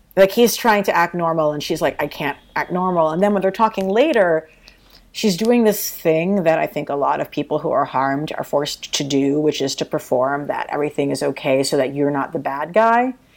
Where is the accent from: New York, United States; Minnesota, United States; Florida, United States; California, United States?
New York, United States; as a New Yorker